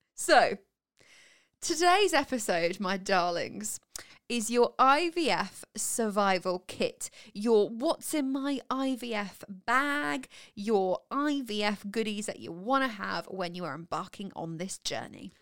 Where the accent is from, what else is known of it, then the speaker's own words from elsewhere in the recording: Winchester, South East England, United Kingdom; we're from Winchester, which is down south